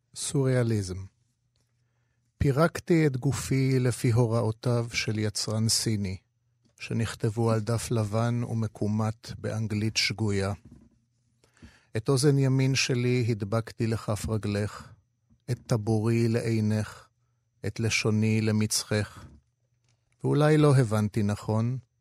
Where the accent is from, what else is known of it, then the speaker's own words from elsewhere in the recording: Tel Aviv, Tel Aviv District, Israel; also born or lived in Jaffa; אני נולדתי ביפו, אבל הילדות המוקדמת שלי הייתה ברחוב תגור מספר שלוש, פינת רחוב איינשטיין